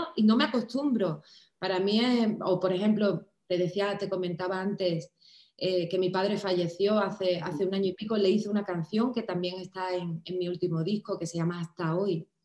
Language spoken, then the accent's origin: Spanish; Cádiz, Andalusia, Spain; also born or lived in Miami / Los Angeles; cantaba en carnaval, en Cádiz, en mi tierra